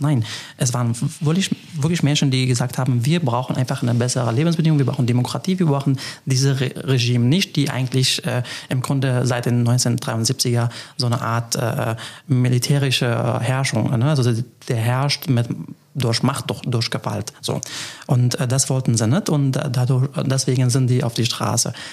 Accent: Afrin, Aleppo Governorate, Syria; German is a second language; now in Trier, Germany; Trier ist Heimat geworden, äh, Aleppo und, und die Region, wo ich geboren bin, Afrin

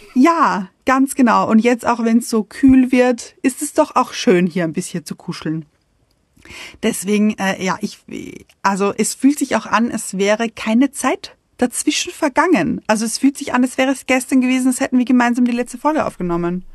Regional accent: Vienna, Austria; moved away; ich bin in Wien geboren und habe ich glaube, 30 Jahre, 30 Jahre lang in Wien gewohnt

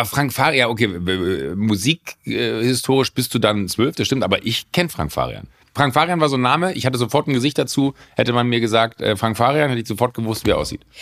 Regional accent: Rhineland, Germany; ich als Rheinländer

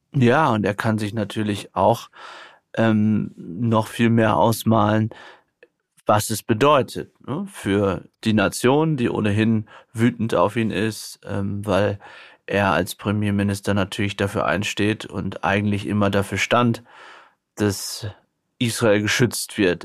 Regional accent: Germany; bei uns in Deutschland

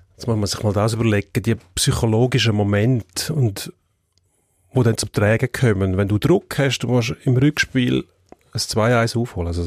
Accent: Switzerland; bei uns in der Schweiz

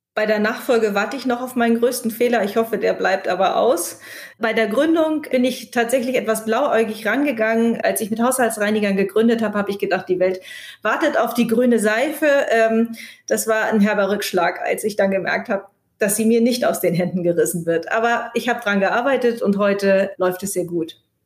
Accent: Kiel, Schleswig-Holstein, Germany; moved away; also born or lived in Berlin; ich bin ja gerade aus Berlin zurück nach Kiel gekommen. Ich war 20 Jahre nicht, nicht in Kiel

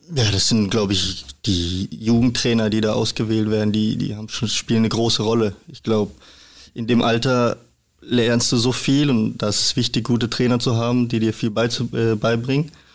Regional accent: Freiburg, Baden-Württemberg, Germany; moved away as an adult; also born or lived in Regensburg; now in Hamburg, Germany; ich bin in Freiburg geboren, also auch direkt in Freiburg

